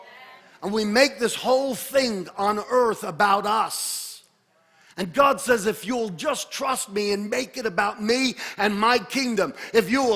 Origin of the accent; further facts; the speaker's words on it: United States; As Americans and as American Christians